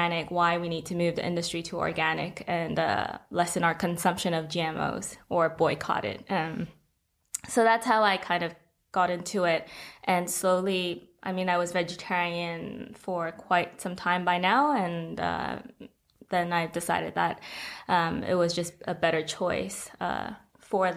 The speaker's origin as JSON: {"language": "English", "country": "Hong Kong", "said": "I'm from Hong Kong"}